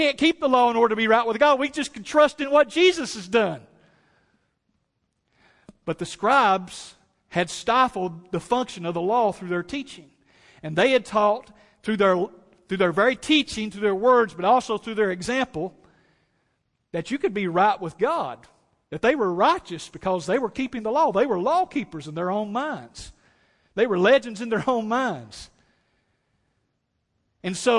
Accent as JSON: {"language": "English", "region": "East Tennessee", "country": "United States", "tie": "born or raised there", "said": "My mom and dad, we grew up in East Tennessee"}